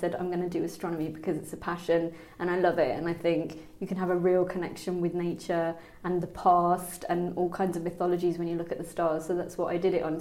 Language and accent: English; Birmingham, West Midlands, United Kingdom; I grew up in Birmingham